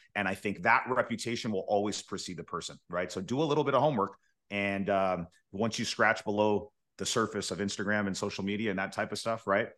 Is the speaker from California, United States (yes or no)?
yes; Fresno, California, United States; our market, Fresno, as an example, because this is my hometown